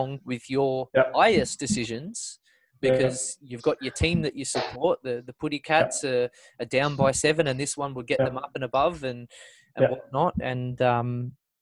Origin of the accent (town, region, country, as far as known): Parramatta, New South Wales, Australia; born or raised there